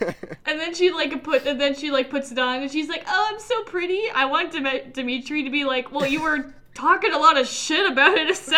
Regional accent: Russia; all Russian because we're from Russia.

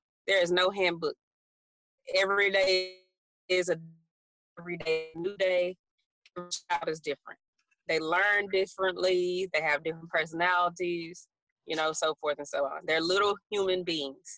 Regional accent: Nacogdoches, Texas, United States; a country girl from Deep East Texas, Nacogdoches.

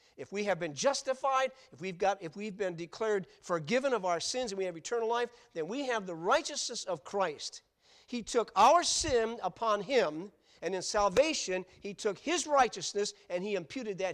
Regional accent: Grand Rapids, Michigan, United States; I was born in Blodgett Hospital in Grand Rapids, Michigan.

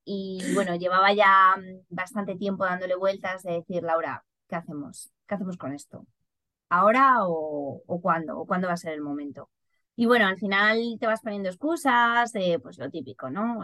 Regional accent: Madrid, Community of Madrid, Spain; moved away as an adult; now in Ireland; siendo madrileña

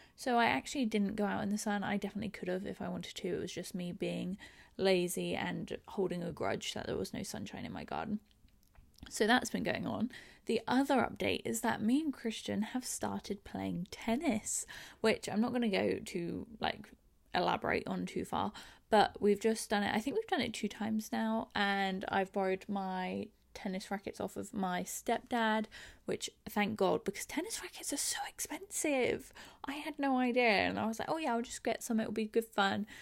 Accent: England, United Kingdom; I'm English. I live in London.

